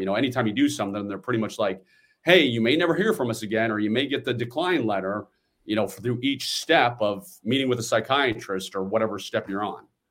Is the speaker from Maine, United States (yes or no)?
no; Washington, District of Columbia, United States; I'm born and raised in the Washington, D C area